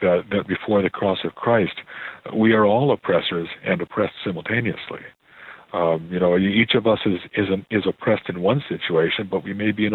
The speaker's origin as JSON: {"language": "English", "town": "Oak Park", "region": "Illinois", "country": "United States", "tie": "born or raised there", "moved": "yes", "lives_now": "Canada", "said": "I was born in Oak Park"}